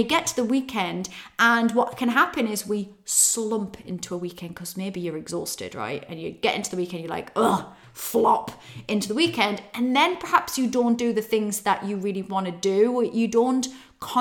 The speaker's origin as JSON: {"language": "English", "town": "Newcastle upon Tyne", "region": "North East England", "country": "United Kingdom", "tie": "born or raised there", "moved": "yes", "said": "It's in Newcastle upon Tyne. I'm heading back to my roots, to my hometown"}